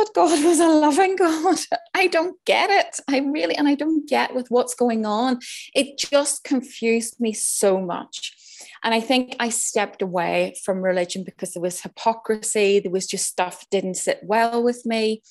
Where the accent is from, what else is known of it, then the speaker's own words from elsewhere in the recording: Northern Ireland, United Kingdom; moved away; also born or lived in Switzerland; I grew up in Northern Ireland in the height of the troubles